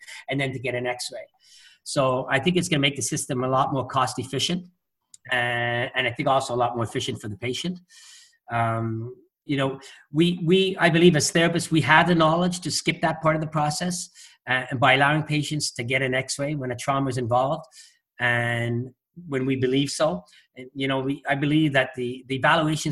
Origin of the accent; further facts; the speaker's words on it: Quebec, Canada; I'm just born and raised in Quebec